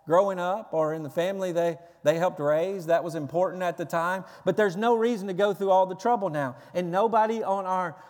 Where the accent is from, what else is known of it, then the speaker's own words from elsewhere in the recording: the South, United States; I grew up in the South